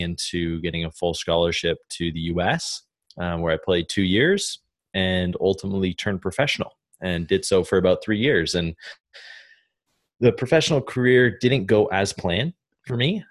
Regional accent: Canada; moved away as an adult; Growing up in Canada

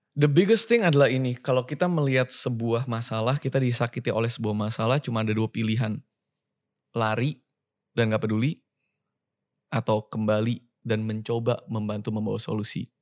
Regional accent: Indonesia; moved away as an adult; also born or lived in Sydney; gue lahir di Indonesia

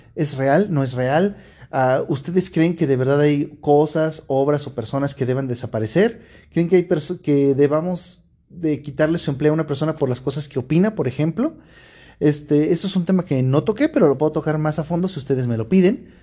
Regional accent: Mexico; yo como mexicano

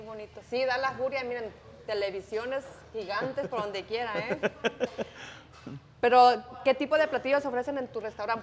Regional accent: Jalisco, Mexico; now in Indianapolis, United States; yo soy de Jalisco

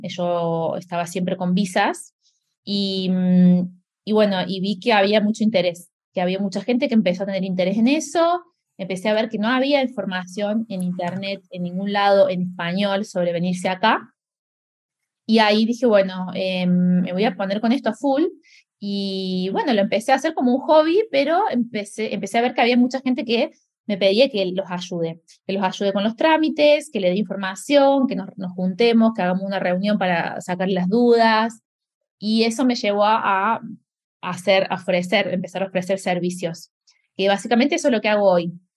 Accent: Córdoba, Argentina; moved away as an adult; also born or lived in Germany; now in Lisbon, Portugal; soy de Córdoba, Argentina

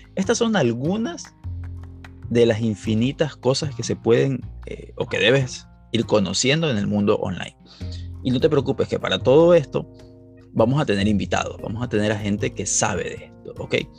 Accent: Ecuador; en Ecuador, que es de donde yo soy

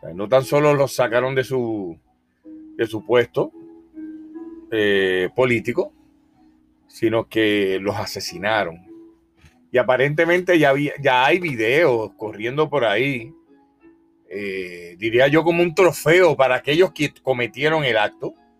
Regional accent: Puerto Rico; also born or lived in Polk County, Florida; now in Florida, United States; soy puertorriqueño, de la isla más pequeña del Caribe. Creo que el acento me, eh, me delata

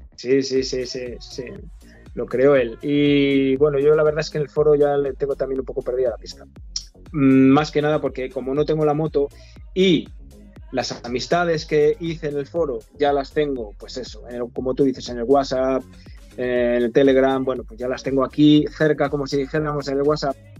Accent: Zamora, Castile and León, Spain; Soy de Zamora, vivo en Zamora, nací en Zamora, soy zamorano

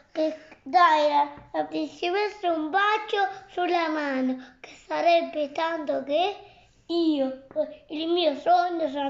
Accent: Ancona, Marche, Italy; Il, il mio cognome è... Vengo da Ancona, ho sei anni e vivo in questa famiglia così bella.

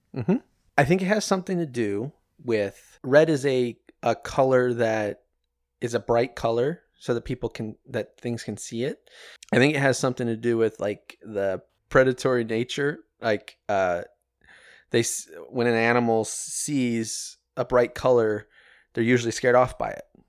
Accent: Midwest, United States; I grew up in the Midwest, what didn't grow up on a farm.

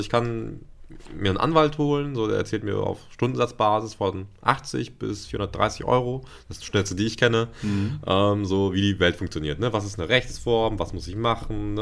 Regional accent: Ruhr area, North Rhine-Westphalia, Germany; moved away as an adult; also born or lived in Paderborn / Bielefeld / Hanover; ich komme aus dem Ruhrgebiet und im Ruhrgebiet äh, bin ich zwar aufgewachsen

